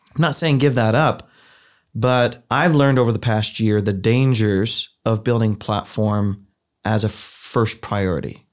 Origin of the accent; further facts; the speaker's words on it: Ohio, United States; moved away; I grew up in the Midwest. I'm from the heartland, I'm from Ohio, where everybody goes to youth group.